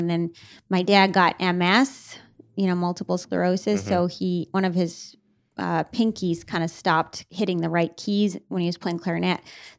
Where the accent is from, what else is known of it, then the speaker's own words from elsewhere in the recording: Boston, Massachusetts, United States; A lot of people think Minnesota, but my mom's from Minnesota, but I grew up in Boston.